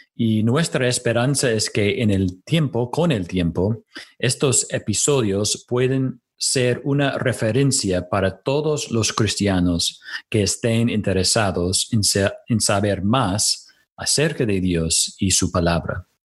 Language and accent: Spanish; United States; Spanish is a second language; moved away as an adult; now in Córdoba, Argentina; Soy de los Estados Unidos donde serví por varios años como pastor